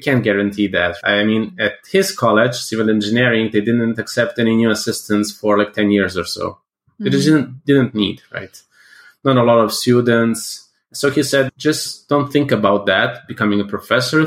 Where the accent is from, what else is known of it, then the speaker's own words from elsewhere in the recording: Serbia; I'm from Serbia